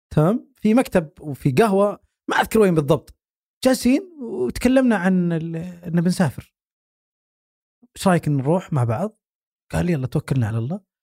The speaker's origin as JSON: {"language": "Arabic", "country": "Saudi Arabia", "said": "عندنا في السعوديه"}